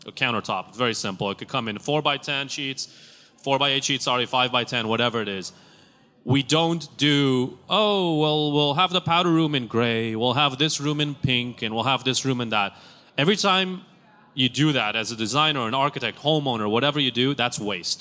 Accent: Tel Aviv, Tel Aviv District, Israel; Growing up in Tel Aviv, utilities were very expensive

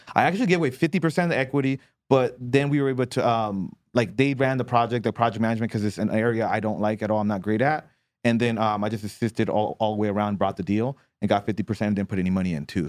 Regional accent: Southern California, United States; moved away as an adult; now in Hawaii, United States; I grew up in Southern California

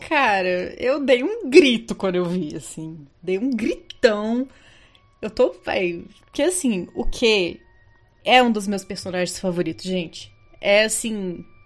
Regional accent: Brazil; a gente é brasileiro

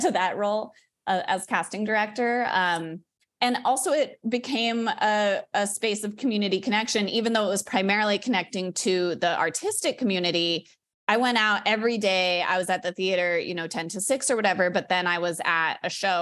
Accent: Denver, Colorado, United States; moved away; I grew up in Denver

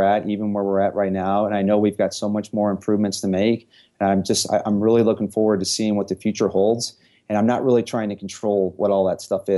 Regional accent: St. Louis, Missouri, United States; moved away as an adult; now in Denver, United States; I was born and raised in St. Louis, and I left St. Louis when I was 30 years old

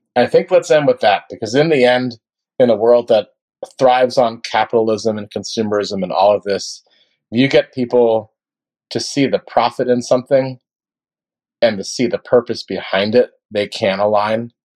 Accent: Gainesville, Florida, United States; my hometown of Gainesville, Florida.

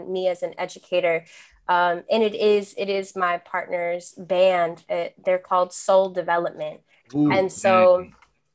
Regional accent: New Jersey, United States; first language Spanish; English is a second language; I'm from New Jersey.

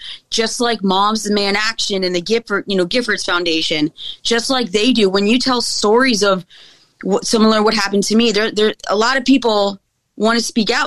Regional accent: Australia; now in United States; I was very anti-gun growing up in Australia. As a dual citizen, guns are not the norm

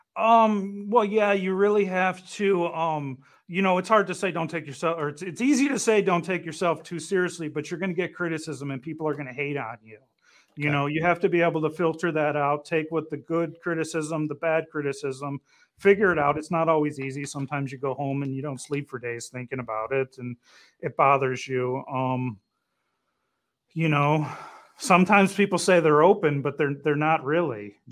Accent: Detroit, Michigan, United States; I'm from Detroit

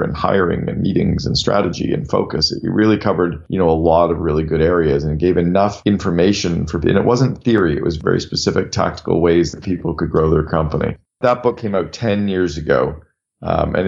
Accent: Canada; also born or lived in United States; I'm from Canada and I live half time in Canada and half time in the US

